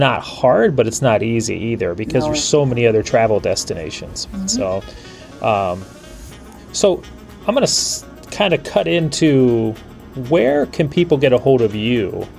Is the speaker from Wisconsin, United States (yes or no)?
no; Cleveland, Ohio, United States; we're from Cleveland in the United States